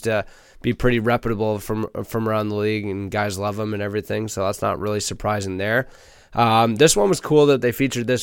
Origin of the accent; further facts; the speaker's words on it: Canada; as a Canadian